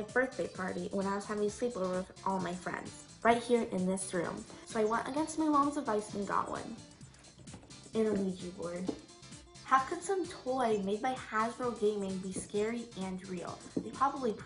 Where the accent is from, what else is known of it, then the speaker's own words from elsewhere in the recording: New York City, New York, United States; I was raised in New York City.